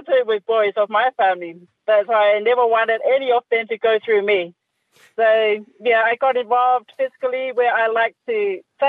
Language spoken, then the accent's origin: English; Samoa; Born and raised in Samoa